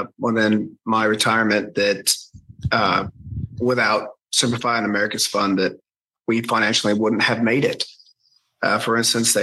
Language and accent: English; the South, United States; I grew up in the South